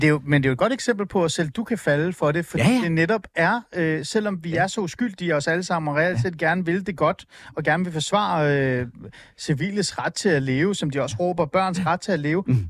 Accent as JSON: {"language": "Danish", "country": "Iran", "moved": "yes", "lives_now": "Denmark", "said": "jeg er fra Iran"}